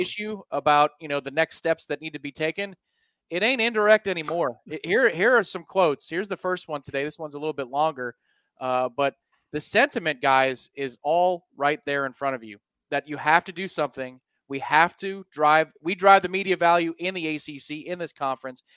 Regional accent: Clearwater, Florida, United States; I come from the Clearwater area, I've seen a lot of those neighborhoods.

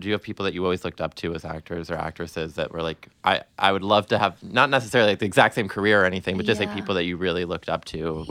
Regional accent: Boston, Massachusetts, United States; now in New York, United States; I'm from Boston, actually.

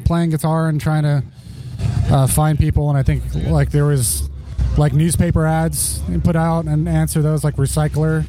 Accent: Torrance, California, United States; I grew up mostly in the South Bay, like Torrance area

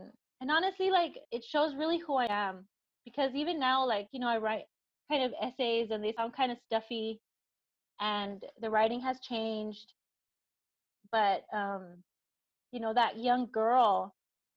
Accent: El Paso, Texas, United States; I'm from El Paso

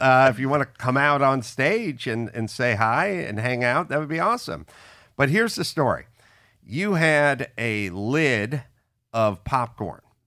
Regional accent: Los Angeles, California, United States; I grew up in the San Fernando Valley

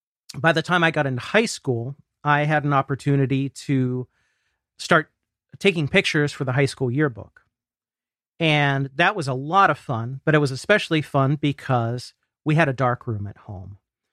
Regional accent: Ohio, United States; a regional symphony where I grew up here in Ohio.

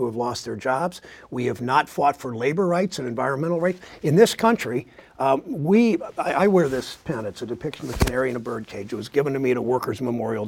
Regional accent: Mansfield, Ohio, United States; Mansfield, my hometown

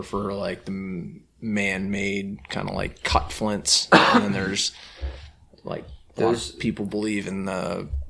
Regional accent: Pennsylvania, United States; now in New York, United States; when I first moved to New York State, I grew up in Pennsylvania

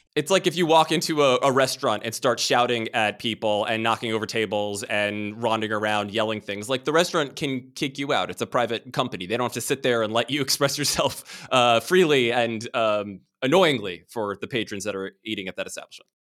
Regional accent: Washington, District of Columbia, United States; I grew up in Washington, D C, and was surrounded by the government from a very early age

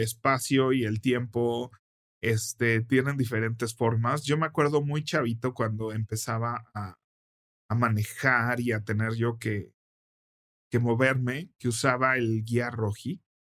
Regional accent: Mexico City, Mexico; yo nací y crecí en la Cove Tacubaya

